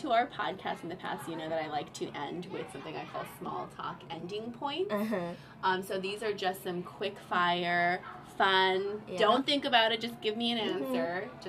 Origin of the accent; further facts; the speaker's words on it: California, United States; now in New York City, United States; I'm from California